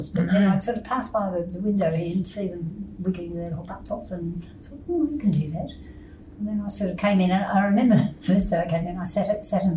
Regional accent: Sydney, New South Wales, Australia; I was born in Crown Street Women's Hospital

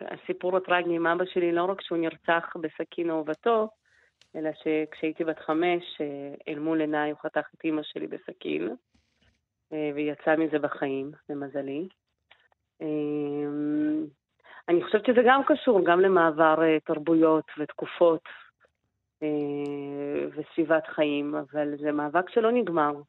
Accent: Israel; אבל אני גדלתי כאן, אני ישראלית ואני פה מגיל שמונה

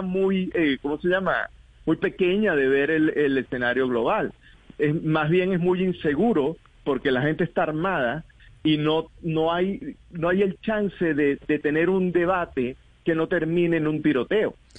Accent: Venezuela; now in United States; yo soy venezolano

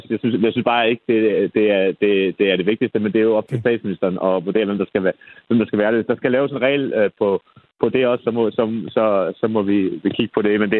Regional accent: Copenhagen, Capital Region of Denmark, Denmark; sidste kommunalvalg, i hvert fald hvor jeg kommer fra i København

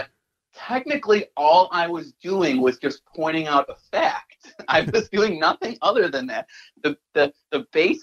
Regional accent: Niagara Falls, New York, United States; also born or lived in Buffalo; I'm from Buffalo. I'm from Niagara Falls.

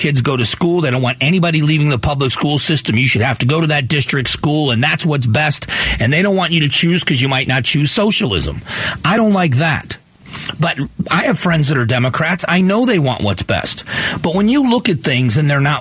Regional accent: Southwest Florida, United States; moved away as an adult; also born or lived in Arizona; now in Phoenix, United States; 28 years ago, I moved here from Florida, from Southwest Florida.

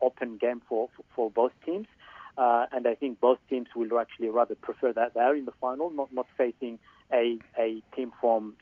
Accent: Algeria; now in Sydney, Australia; I'm from Algeria

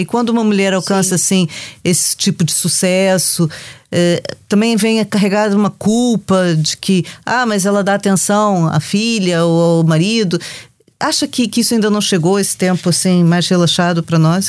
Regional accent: Brazil; now in Portugal; a gente sai do Brasil, mas o Brasil não sai de nós

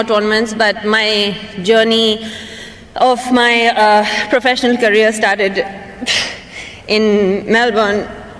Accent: Hyderabad, Telangana, India; also born or lived in Mumbai, India / United States; I was born in Mumbai. Okay, so. But I am from Hyderabad.

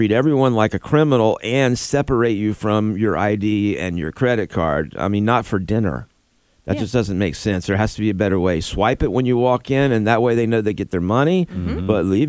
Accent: Florida, United States; moved away; I grew up in Florida.

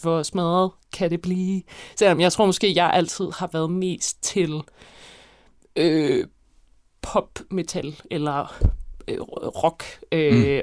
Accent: Copenhagen, Capital Region of Denmark, Denmark; also born or lived in Roskilde / Gladsaxe / Hellerup; jeg har faktisk boet rigtig mange forskellige steder. Øh, jeg har boet, jeg voksede op på Christianshavn og Vesterbro

